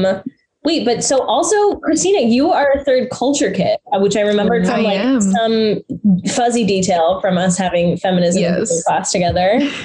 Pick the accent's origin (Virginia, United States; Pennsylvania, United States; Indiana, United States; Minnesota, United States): Pennsylvania, United States; Philadelphia; I've never been outside of Philadelphia.